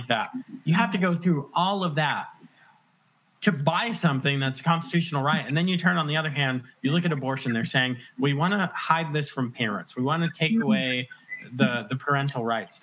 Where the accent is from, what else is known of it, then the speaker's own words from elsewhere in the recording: Virginia, United States; also born or lived in West End of Long Island, New York; I claim Virginia because we moved here when I was very young, when I was in grade school